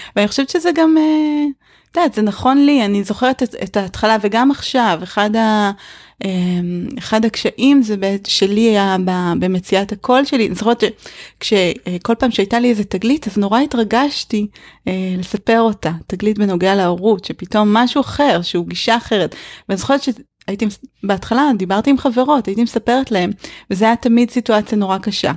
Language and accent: Hebrew; Israel; also born or lived in northern Israel; כשגדלתי בקיבוץ